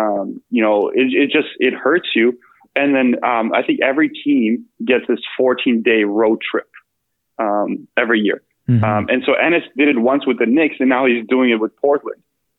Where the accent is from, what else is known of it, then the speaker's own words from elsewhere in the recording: Bosnia & Herzegovina; born there; So I speak Bosnian. I was born in Bosnia.